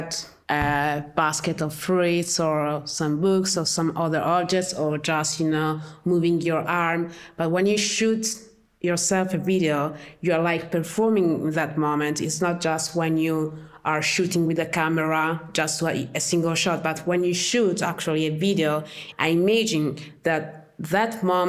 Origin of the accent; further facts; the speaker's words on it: Italy; I was born in Italy. My father is from Ghana, and my mother is from Haiti.